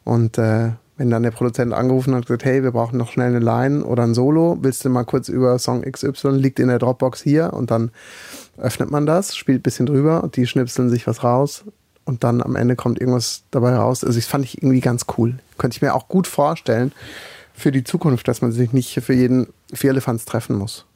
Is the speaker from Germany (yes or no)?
yes; Black Forest, Baden-Württemberg, Germany; Ich komme ja aus dem Schwarzwald